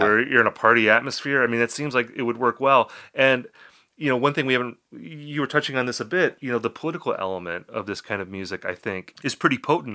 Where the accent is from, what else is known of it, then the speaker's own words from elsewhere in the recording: Appleton, Wisconsin, United States; my hometown, I'm from Appleton, Wisconsin